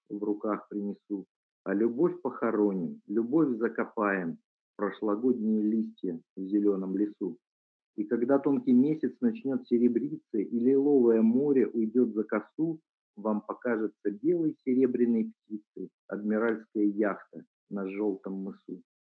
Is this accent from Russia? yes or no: yes; Vladivostok, Primorsky Krai, Russia; я сам родом из Владивостока, когда я был юный, еще учился в школе